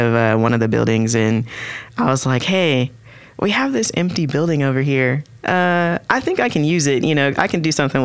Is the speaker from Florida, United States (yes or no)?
no; Oklahoma City, Oklahoma, United States; Born and raised in Oklahoma City